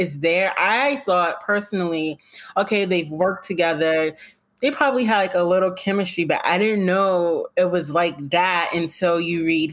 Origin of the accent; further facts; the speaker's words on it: New York, United States; I'm a New Yorker through and through.